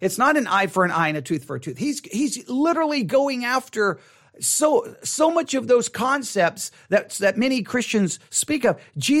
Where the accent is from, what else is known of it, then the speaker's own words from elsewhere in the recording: Texas, United States; Okay, I know I was raised here in Texas. I know how it is